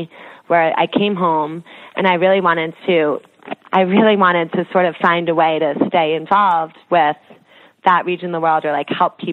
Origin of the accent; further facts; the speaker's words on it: outside New York, New Jersey, United States; also born or lived in London; I grew up outside of New York and New Jersey